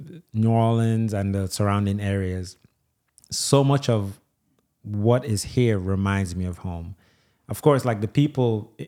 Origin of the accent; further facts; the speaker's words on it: Nigeria; like so much of I'm Nigerian, I'm an Igbo, that's my tribe.